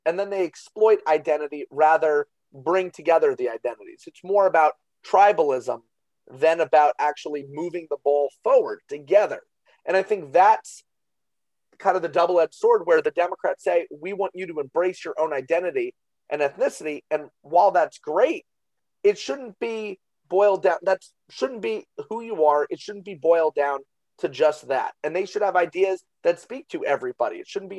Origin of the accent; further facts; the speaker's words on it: Northeast, United States; I'm from the Northeast